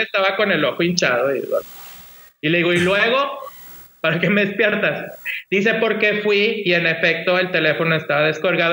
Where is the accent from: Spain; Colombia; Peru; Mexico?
Mexico; Monterrey, Nuevo León; yo soy de acá de Monterrey, Nuevo León, México